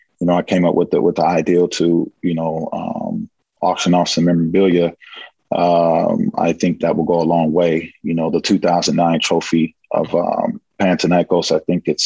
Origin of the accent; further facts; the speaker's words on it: California, United States; moved away as an adult; now in Greece; being born and raised in California and also, you know, staying up in the northern part of California for a part of my life